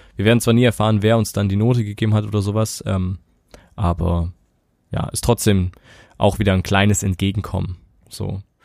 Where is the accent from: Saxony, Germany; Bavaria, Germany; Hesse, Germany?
Saxony, Germany; bei uns in Sachsen